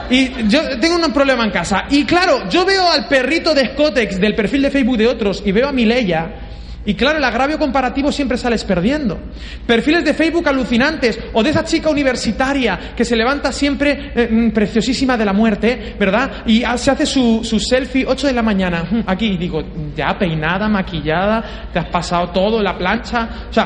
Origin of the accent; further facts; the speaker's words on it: Peru; Yo vengo de Perú y he comido todo.